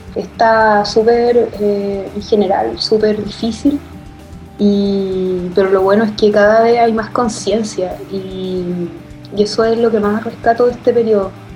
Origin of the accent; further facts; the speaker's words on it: Chile; como latinoamericanos, como, y, específicamente como chilenos